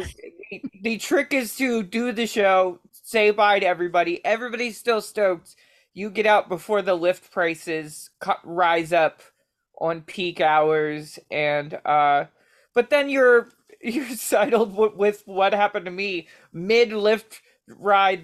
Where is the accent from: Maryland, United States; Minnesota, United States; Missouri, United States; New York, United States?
Maryland, United States; Baltimore; I'm from Baltimore